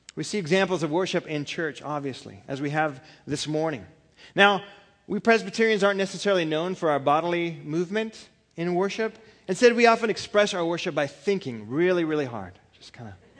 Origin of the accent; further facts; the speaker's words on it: California, United States; I'm from California